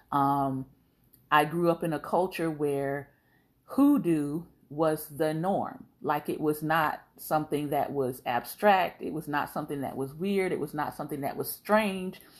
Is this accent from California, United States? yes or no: no; Florida, United States; I'm like, No. I'm from South Florida. What are you talking about?